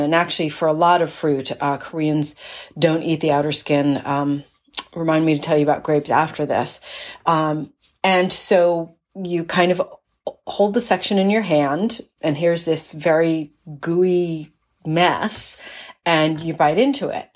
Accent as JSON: {"language": "English", "region": "East Coast", "country": "United States", "tie": "born or raised there", "said": "growing up on the East Coast, persimmons were not a fruit that we ate in my family."}